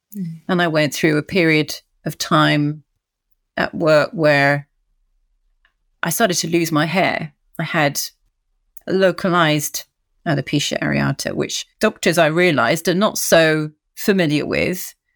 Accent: United Kingdom; moved away as an adult; now in France; I live in France, married to a Frenchman, but oh, as you can hear, I'm very British.

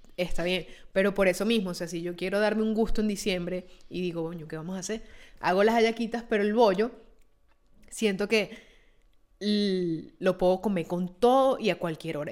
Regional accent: Venezuela; now in Italy

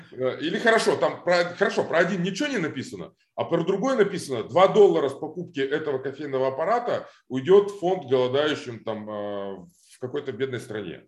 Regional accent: Almaty, Kazakhstan; moved away as an adult; also born or lived in Moscow, Russia; now in Los Angeles, United States; я вырос в Алмате. То есть я реально, мне было два или три года, когда родители переехали из Москвы в Алмату. А, я вот рос в Алмате, школа, институт

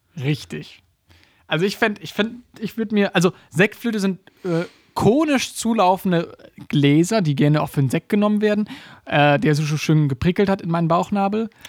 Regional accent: Germany; uns als Deutsche oder als, als, als Leute aus dem Dachmarkt

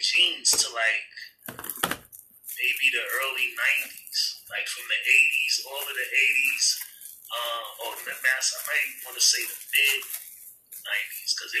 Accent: New York City, New York, United States; I'm from Staten Island

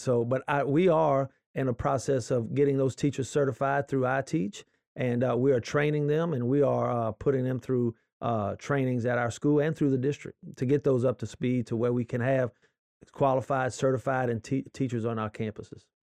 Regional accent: Lutcher, Louisiana, United States; now in Livingston Parish, United States; I was from Lutcher originally

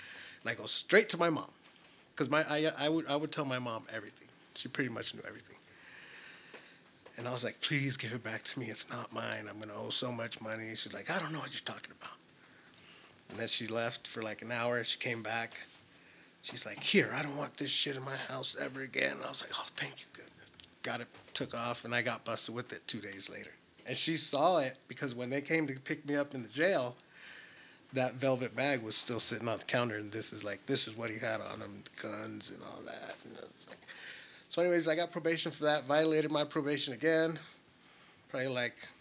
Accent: Tempe, Arizona, United States; also born or lived in Guaymas, Sonora, Mexico; I grew up in Tempe, Arizona, and in Mexico, in Sonora

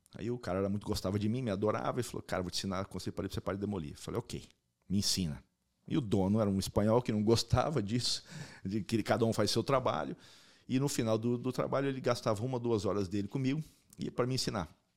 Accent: Maringá, Paraná, Brazil; moved away as an adult; also born or lived in Spain; now in United States; Eu nasci em Maringá, sou maringaense

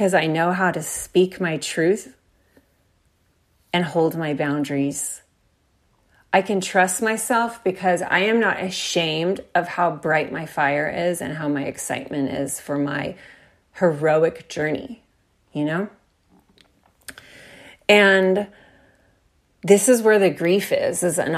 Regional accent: Texas, United States; I'm from Texas

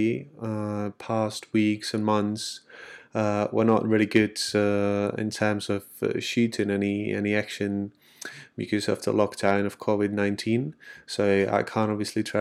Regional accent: Czechia; I'm from the Czech Republic

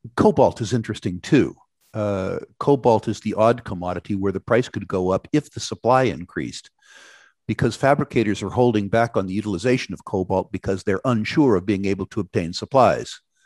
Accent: California, United States; in my home state, California

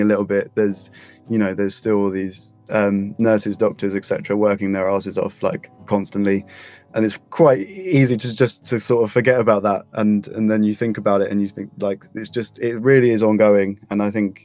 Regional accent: London, United Kingdom; I'm an artist from London

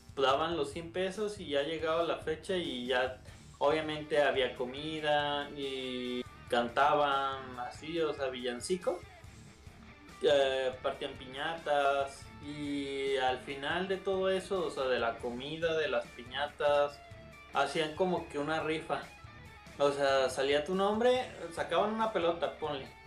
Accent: Mexico; como todo mexicano

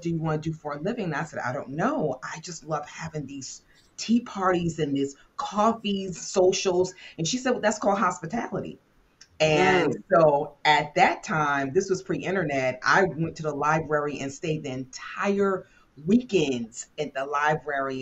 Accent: upstate New York, United States; moved away as an adult; also born or lived in Washington, D.C.; I grew up in upstate New York

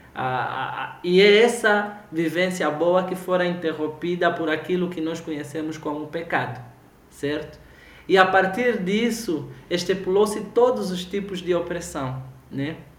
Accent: Angola; now in Brazil; a gente, enquanto angolano

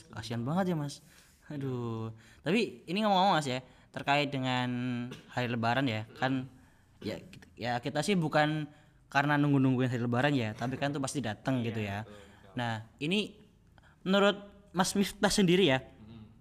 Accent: Cilacap, Central Java, Indonesia; sebelahnya Cilacap.

